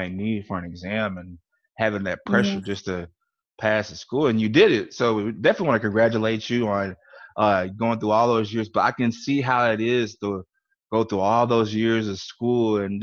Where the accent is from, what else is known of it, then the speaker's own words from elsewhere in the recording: Louisiana, United States; I'm from Louisiana, so my English is not that well too